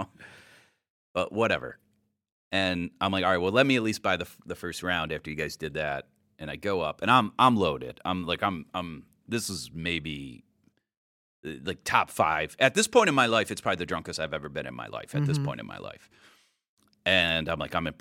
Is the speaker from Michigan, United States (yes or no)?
no; Cleveland, Ohio, United States; moved away; also born or lived in Illinois; I'm from Cleveland originally